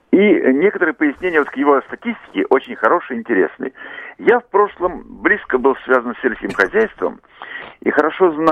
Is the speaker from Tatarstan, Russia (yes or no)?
no; Moscow Oblast, Russia; Я из Подмосковья.